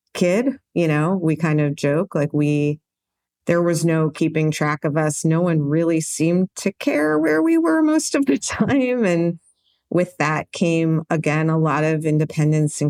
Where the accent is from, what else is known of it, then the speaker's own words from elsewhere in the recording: New York City, New York, United States; I was born in New York City in 1972